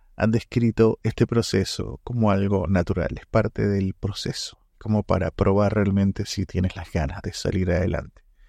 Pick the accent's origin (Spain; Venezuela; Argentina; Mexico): Venezuela; moved away as an adult; now in Santiago, Chile; En este momento vivo en Santiago, de Chile. Eh, soy venezolano y, mm, estando acá hace cuatro años